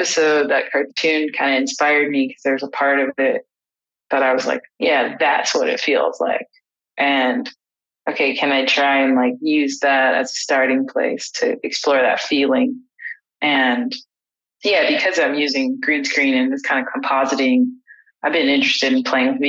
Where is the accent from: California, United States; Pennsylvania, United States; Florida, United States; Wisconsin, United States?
California, United States; Los Angeles; I grew up in Los Angeles